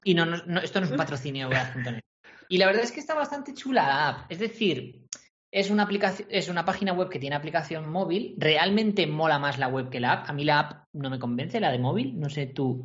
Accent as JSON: {"language": "Spanish", "town": "Corella", "region": "Navarre", "country": "Spain", "tie": "born or raised there", "said": "a Corella, ¿vale? En mi pueblo, en Navarra"}